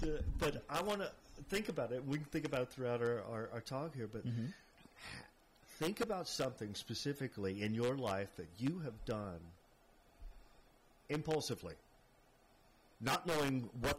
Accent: Fort Worth, Texas, United States; now in San Francisco, United States; from Fort Worth.

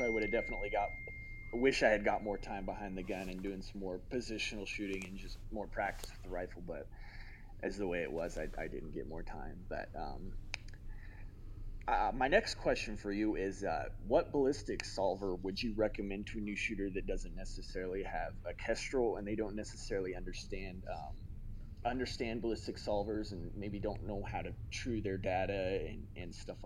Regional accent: Colorado, United States; I'm from Colorado

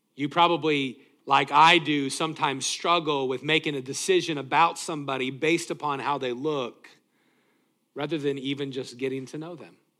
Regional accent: Greeley, Colorado, United States; moved away; also born or lived in Tacoma, Washington; growing up in Greeley, Colorado

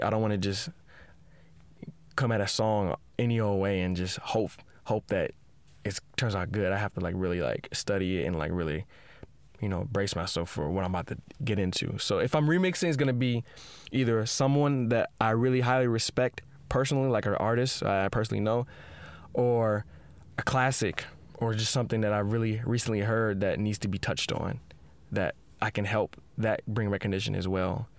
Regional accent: Seattle, Washington, United States; I grew up in Seattle

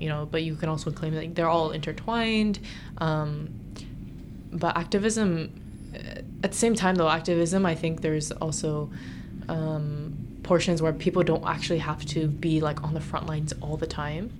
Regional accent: United States; being born and raised in America

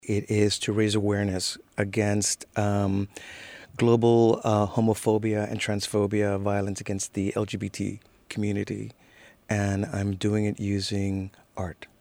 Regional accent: Miami Beach, Florida, United States; also born or lived in Cuba; growing up in Miami Beach. In Miami, where, of course, there's all those beautiful Art Deco hotels. Also, the fact that I'm Cuban

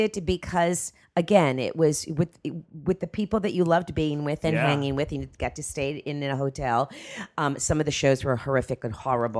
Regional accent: Miami, Florida, United States; Well, when I was raised in Miami.

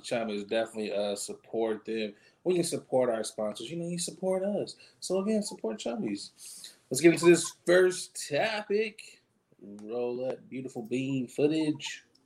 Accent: Michigan, United States; I'm from Michigan.

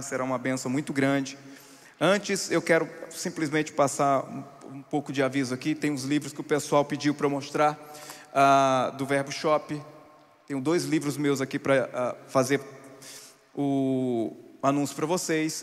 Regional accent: sertão of Pernambuco, Brazil; onde eu nasci no sertão de Pernambuco

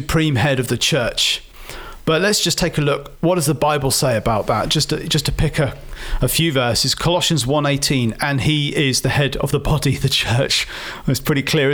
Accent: Oxford, South East England, United Kingdom; my hometown of Oxford

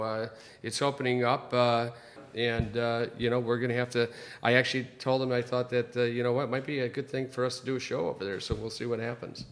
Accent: Chicago, Illinois, United States; now in Los Angeles, United States; grew up in Chicago

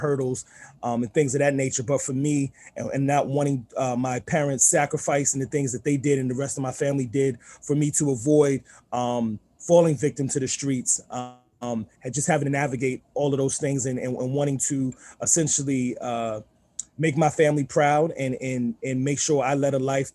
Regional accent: New York City, New York, United States; moved away; also born or lived in Southern Maryland; being born and raised in Queens

